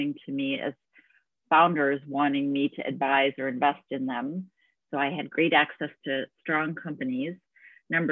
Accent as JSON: {"language": "English", "town": "Chicago", "region": "Illinois", "country": "United States", "tie": "born or raised there", "moved": "as an adult", "lives_now": "Bay Area, United States", "said": "I'm actually from the Midwest in the United States, from Chicago specifically, where I grew up"}